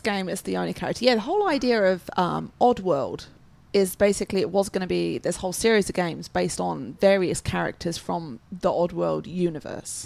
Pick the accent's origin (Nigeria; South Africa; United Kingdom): United Kingdom; England; I'm English